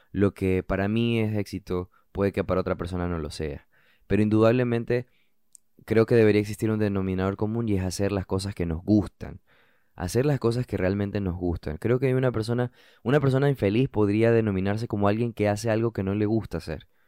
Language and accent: Spanish; Brooklyn, New York, United States; also born or lived in New Jersey; Yo crecí eh, estudiando en Brooklyn, estudié en la escuela de high school en Jersey City, estudié em, en New Jersey. Estudié en New Jersey.